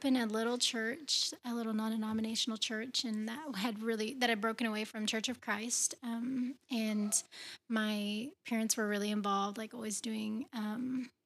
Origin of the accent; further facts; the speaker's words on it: Tulsa, Oklahoma, United States; I was born and raised in Tulsa